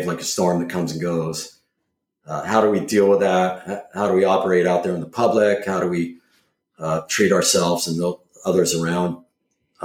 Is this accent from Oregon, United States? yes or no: no; Cambria, California, United States; also born or lived in Malibu, California / Ventura, California; now in Mendocino, United States; growing up in Cambria, which was another tourist destination